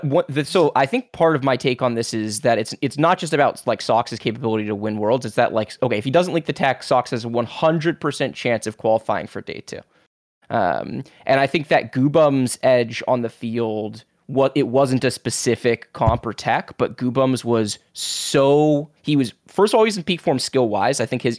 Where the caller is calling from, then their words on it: Seattle, Washington, United States; I'm calling from Seattle.